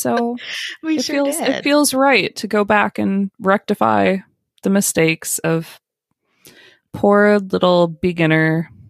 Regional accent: Northern Michigan, United States; moved away as an adult; also born or lived in Florida; now in Michigan, United States; I was born and raised in Northern Michigan, and I moved to Florida to go to college because I wanted to get far away from Michigan.

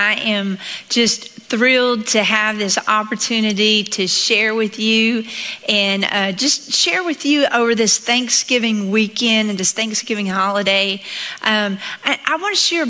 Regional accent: Southeast Texas, United States; accent: Southern; I grew up in Southeast Texas

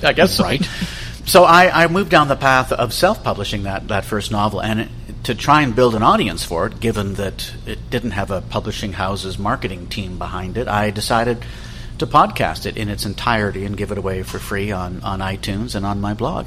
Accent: Toronto, Ontario, Canada; my rather idyllic childhood growing up in Leaside.

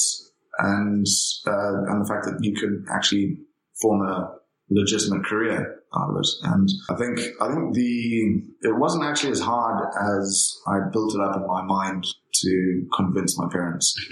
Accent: Zimbabwe; originally I come from Zimbabwe

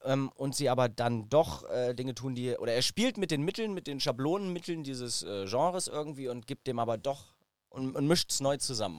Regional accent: Braunschweig, Lower Saxony, Germany; ich bin in Braunschweig aufgewachsen

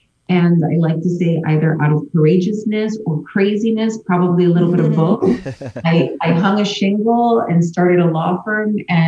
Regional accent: Miami, Florida, United States; also born or lived in Kendall; So, I'm born and raised here in Miami-Dade County. I was born at Jackson Memorial Hospital. And, you know, for a short time, my family and I lived in, Section 8 housing, Milton Manors. It's still in South Dade to this day. And I grew up in Kendall

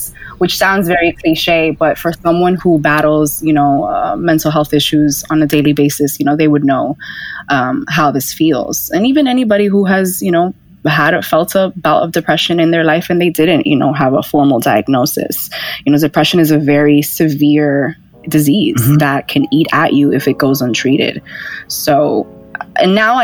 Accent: New York City, New York, United States; I grew up in Washington Heights, New York City

